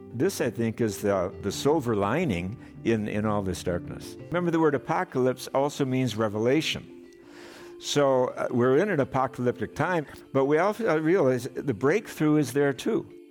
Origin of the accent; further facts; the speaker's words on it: Madison, Wisconsin, United States; I grew up in Wisconsin